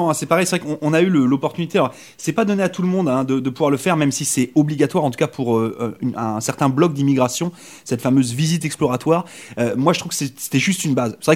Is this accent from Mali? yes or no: no; France; accent: French; moi, avec mon accent de France, des fois, voilà, j'ai des réflexions en me disant «Eh tu parles trop vite, ou on ne te comprend pas